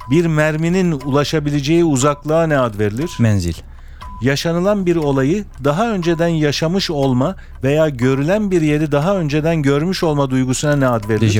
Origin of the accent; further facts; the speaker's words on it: Eskişehir, Turkey; Memleketim Eskişehir.